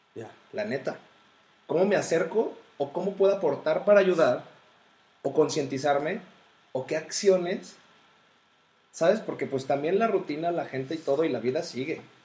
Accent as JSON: {"language": "Spanish", "country": "Mexico", "said": "como el mexicano promedio que somos"}